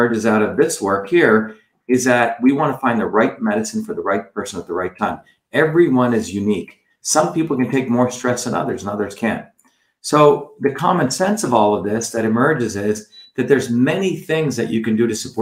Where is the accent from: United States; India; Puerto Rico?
India; moved away; I went back to India